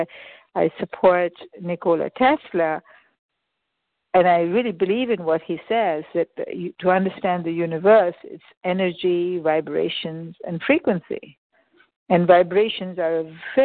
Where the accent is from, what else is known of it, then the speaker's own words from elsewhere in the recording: India; moved away; I was born in India.